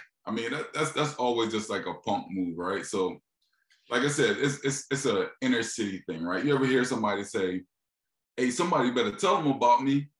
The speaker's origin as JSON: {"language": "English", "town": "Philadelphia", "region": "Pennsylvania", "country": "United States", "said": "You're from Detroit. I'm from Philly. Like, motherfuckers don't, it's no open carrying in Philly, right?"}